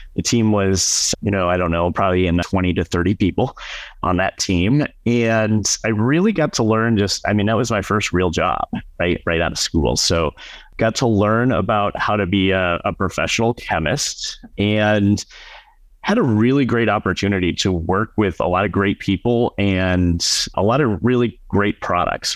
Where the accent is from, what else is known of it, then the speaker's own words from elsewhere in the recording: Madison, Wisconsin, United States; moved away as an adult; also born or lived in California / Tucson, Arizona; where we lived growing up in Madison, Wisconsin